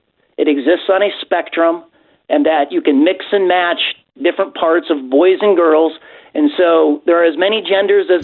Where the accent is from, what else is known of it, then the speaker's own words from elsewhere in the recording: Illinois, United States; I'm from Illinois